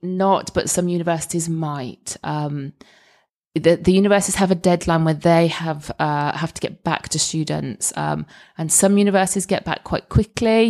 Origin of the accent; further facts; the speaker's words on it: Scotland, United Kingdom; as a Scot